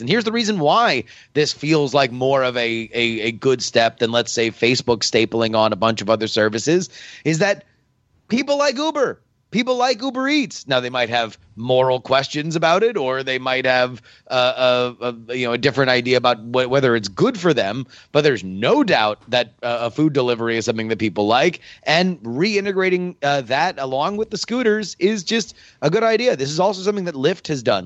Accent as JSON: {"language": "English", "region": "Florida", "country": "United States", "said": "I'm from Florida."}